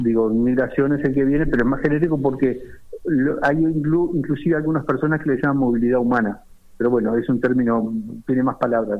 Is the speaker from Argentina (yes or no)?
no; Uruguay; now in Spain; yo soy de Uruguay